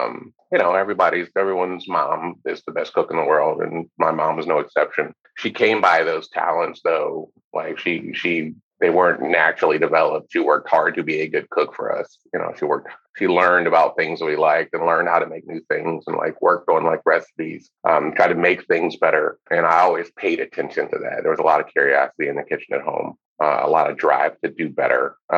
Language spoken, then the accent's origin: English; West Virginia, United States; also born or lived in Cleveland / North Carolina; I was born in Cleveland a long time ago, and my parents had a baby and decided it was a good time to get the hell out of Cleveland. So we moved to West Virginia